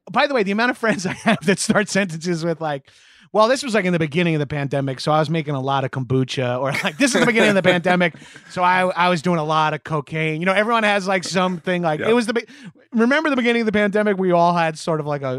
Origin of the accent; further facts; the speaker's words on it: New York, United States; yeah, I'm from Long Island.